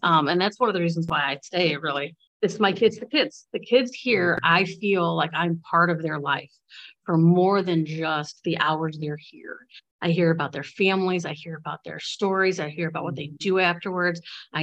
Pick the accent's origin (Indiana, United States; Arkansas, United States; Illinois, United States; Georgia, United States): Illinois, United States; Bradley; I grew up in Bradley, which is a really, it's a small district